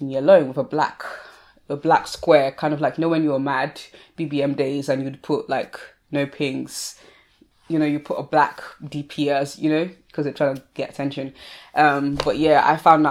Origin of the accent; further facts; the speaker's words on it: Sussex, South East England, United Kingdom; I grew up in Sussex